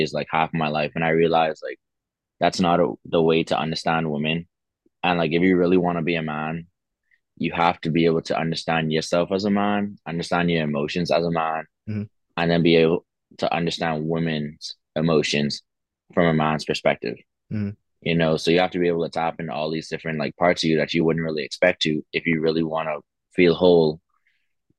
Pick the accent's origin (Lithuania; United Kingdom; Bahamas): Bahamas; moved away as an adult; also born or lived in Pennsylvania; I'm from the Bahamas, same as Antonio.